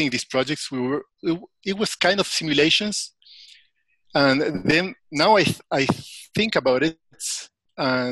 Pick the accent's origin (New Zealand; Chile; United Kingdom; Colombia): Chile; also born or lived in United States; I was born in the US, raised by a German family in Chile. So I feel Chilean.